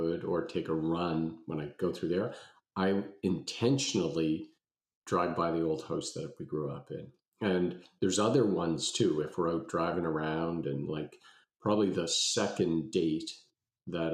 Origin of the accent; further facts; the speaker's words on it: Halifax, Nova Scotia, Canada; I grew up in Halifax and we moved around a whole bunch of times, what seemed like a whole bunch of times, probably four or five by the time I got to grade six